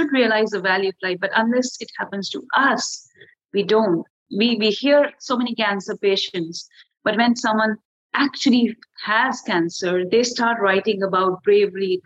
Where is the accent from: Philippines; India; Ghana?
India; I'm already from India